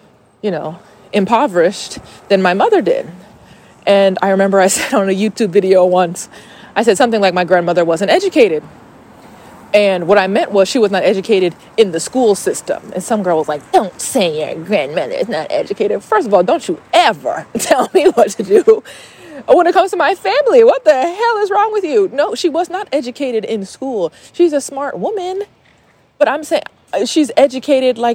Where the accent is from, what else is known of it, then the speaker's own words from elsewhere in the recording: Stone Mountain, Georgia, United States; also born or lived in Atlanta, Georgia; I am from Stone Mountain, Georgia. I was born in 1991